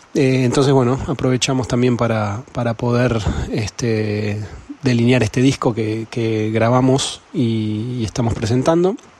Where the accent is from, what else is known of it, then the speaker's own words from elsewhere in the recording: Buenos Aires, Argentina; somos de Buenos Aires, de Capital.